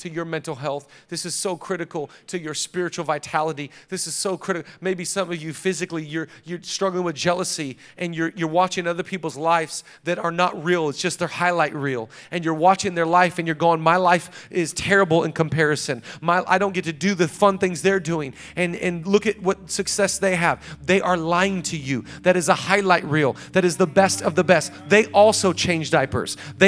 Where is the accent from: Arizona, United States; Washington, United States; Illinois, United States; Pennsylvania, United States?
Washington, United States; Seattle; now in Los Angeles, United States; I'm from Seattle, and we couldn't go on walks because it rained.